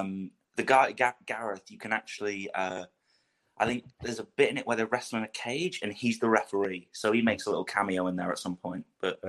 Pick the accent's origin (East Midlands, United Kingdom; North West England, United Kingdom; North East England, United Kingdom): East Midlands, United Kingdom; Leicester; I am only 19. I am from Leicester, England.